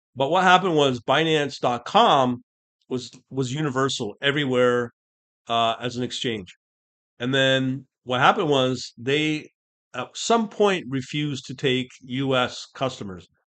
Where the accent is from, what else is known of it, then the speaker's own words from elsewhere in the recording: Canada; I'm Canadian, I'm not American